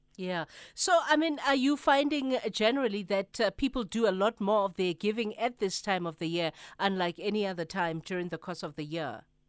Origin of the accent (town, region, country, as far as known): South Africa